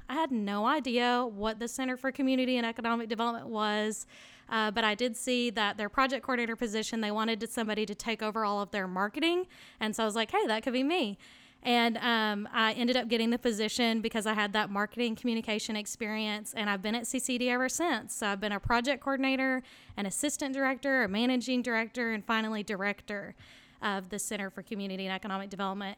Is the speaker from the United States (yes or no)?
yes; Lewisville, Arkansas, United States; my hometown is Louisville, Arkansas